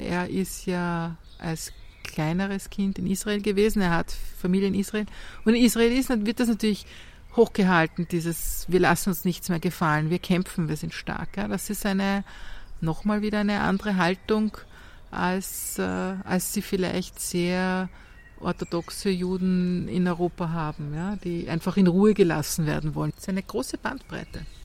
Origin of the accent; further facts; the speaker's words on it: Austria; ich bin hier geboren und aufgewachsen. Das ist meine Heimat